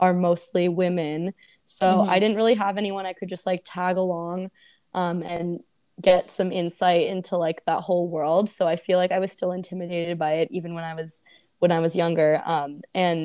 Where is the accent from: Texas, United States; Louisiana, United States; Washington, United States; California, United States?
California, United States; Oakland; I grew up in Oakland